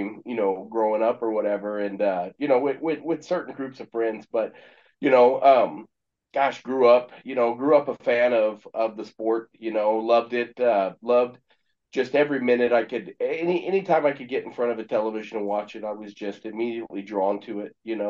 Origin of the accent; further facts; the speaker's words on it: Exeter, California, United States; also born or lived in Cameron Creek, California / Visalia, California; now in Springfield, Missouri, United States; I'm born in California, you know, a little city called Exeter, California